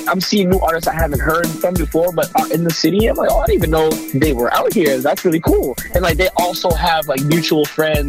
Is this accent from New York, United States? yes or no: no; Boston, Massachusetts, United States; So I grew up in Dorchester, full house, like Haitian household.